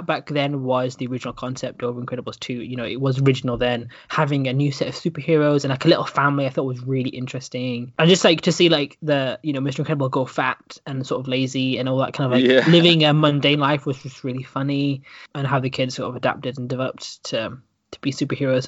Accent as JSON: {"language": "English", "town": "Stornoway", "region": "Scotland", "country": "United Kingdom", "tie": "born or raised there", "also_born_or_lived": "Dudley", "moved": "yes", "said": "my hometown of Stornoway"}